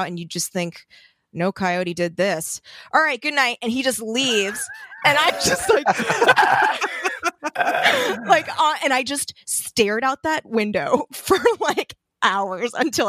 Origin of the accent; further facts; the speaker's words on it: Torrance, California, United States; I grew up in Torrance, which okay. for people not familiar, it's just a suburb outside of LA.